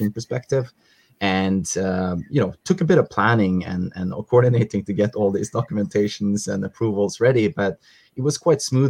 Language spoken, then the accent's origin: English; Norway; moved away as an adult; now in Malaysia; get back to my home country in Norway to visit a bit of family and friends